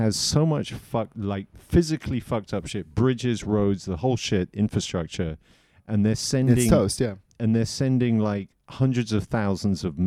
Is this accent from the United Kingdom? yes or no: yes; Southampton, South East England, United Kingdom; I grew up near Southampton, in the south of England